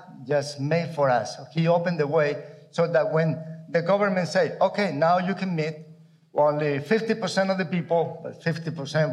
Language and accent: English; Colombia; also born or lived in United States; now in Mexico; I grew up in Colombia, South America. I came to the U.S. to study